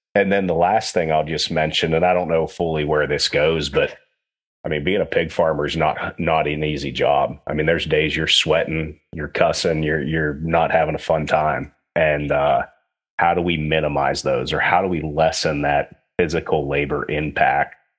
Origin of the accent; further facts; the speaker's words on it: Western Pennsylvania, United States; I grew up in Western Pennsylvania